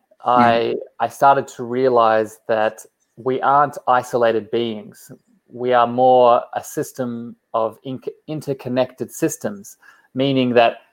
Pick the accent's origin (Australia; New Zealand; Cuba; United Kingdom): Australia; also born or lived in Coffs Harbour; I am from Australia, down on the East Coast.